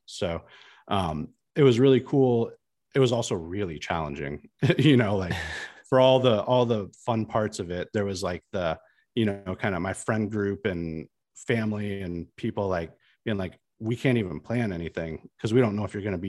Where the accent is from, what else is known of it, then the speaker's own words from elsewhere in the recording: Midwest, United States; I was a kid from the Midwest, like a fairly small town in the Midwest, who went to grade school and high school with a bunch of people who looked and sounded and acted exactly like me.